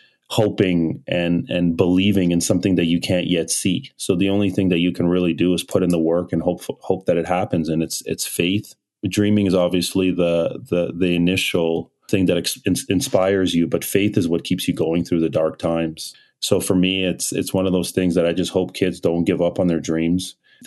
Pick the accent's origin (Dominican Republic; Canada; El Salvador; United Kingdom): Canada; also born or lived in Nigeria / Kyiv, Ukraine / Toronto, Canada; I was born in Nigeria in 89, and then just before turning 2, I moved to Kyiv, Ukraine in 91, and then stayed in Ukraine till 97 before migrating to Canada, September 97.